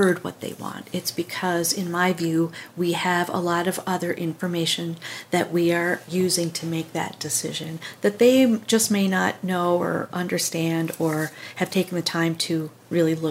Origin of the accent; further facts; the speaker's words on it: Minnesota, United States; I grew up in Minnesota, in a family that wasn't political really by any means